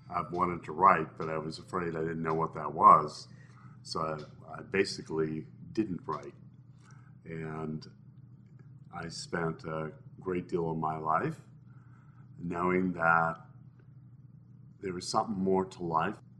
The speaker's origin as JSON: {"language": "English", "region": "Midwest", "country": "United States", "tie": "born or raised there", "said": "I grew up in the Midwest."}